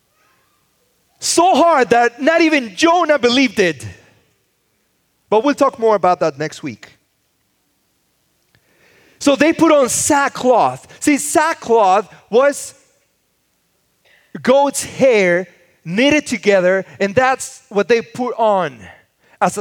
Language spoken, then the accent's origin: English; Mexico City, Mexico; now in Los Angeles, United States; I grew up in the city. I was born in Mexico City, and then I came to live